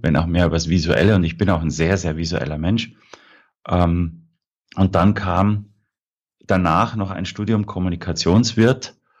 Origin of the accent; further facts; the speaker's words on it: Prien am Chiemsee, Bavaria, Germany; Also ich bin aufgewachsen am Chiemsee, in Brien am Chiemsee